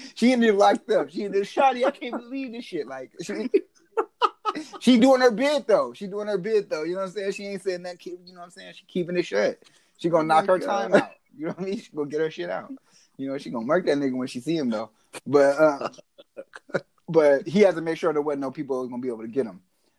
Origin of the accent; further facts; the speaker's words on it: Mexico; born there; Well, I was born in Mexico.